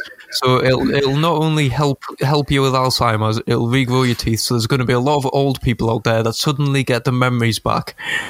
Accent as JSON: {"language": "English", "country": "United Kingdom", "said": "Because what we do best, we're British, we take over places and colonise them."}